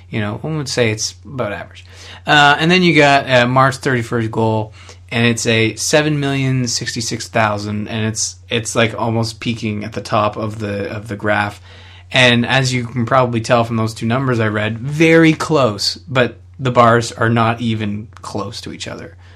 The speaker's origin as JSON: {"language": "English", "country": "Canada"}